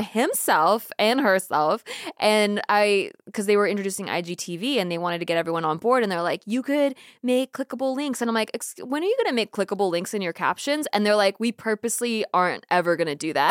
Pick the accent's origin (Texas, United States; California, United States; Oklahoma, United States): California, United States; Santa Barbara; grew up in Santa Barbara, like a beach town